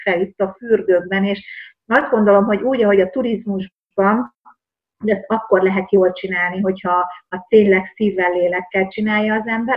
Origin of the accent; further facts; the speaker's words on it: rural Hungary, Hungary; a vidéken nőttem fel